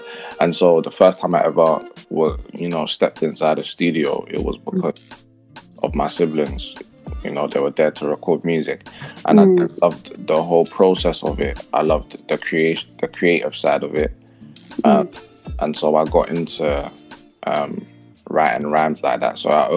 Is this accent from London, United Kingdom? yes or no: yes; London, United Kingdom; I'm from London, Tottenham originally.